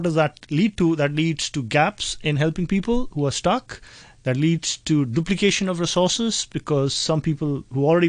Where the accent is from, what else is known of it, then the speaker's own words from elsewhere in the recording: India; now in Hong Kong; being in Hong Kong, where I come from India